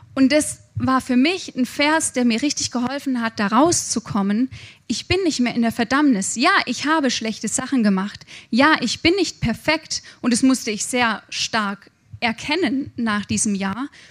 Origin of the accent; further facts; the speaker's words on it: Germany; Ich habe mich als Deutsche verhalten im Ausland